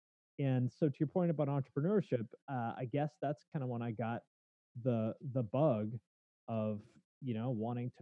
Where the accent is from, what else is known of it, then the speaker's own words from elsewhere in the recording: Snohomish, Washington, United States; also born or lived in Bellingham, Washington; I grew up in Snohomish, Washington, which is a suburb maybe about 20 miles north of Seattle.